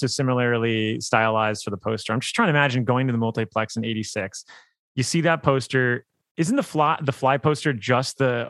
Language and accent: English; South Florida, United States; I'm from South Florida